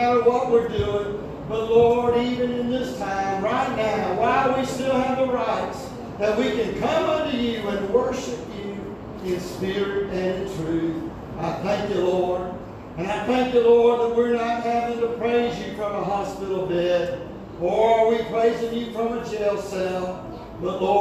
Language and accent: English; United States; Country I grew up in America